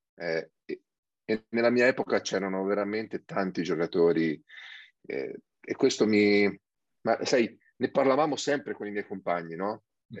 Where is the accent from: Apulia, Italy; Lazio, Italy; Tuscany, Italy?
Lazio, Italy; Sabaudia